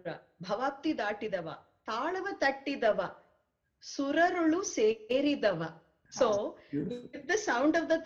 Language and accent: English; Chennai, Tamil Nadu, India; I'm from Mylapore in Chennai.